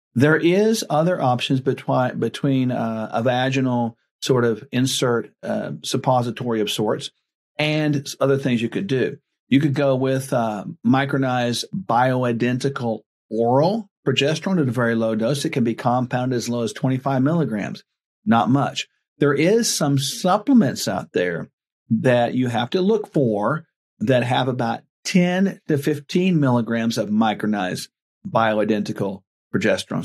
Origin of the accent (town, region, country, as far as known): Oklahoma, United States; born or raised there